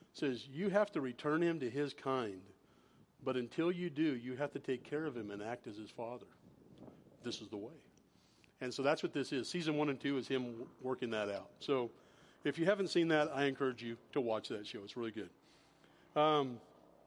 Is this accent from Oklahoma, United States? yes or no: no; high Sierras, Northern California, United States; I grew up in Northern California in the high Sierras up in the mountains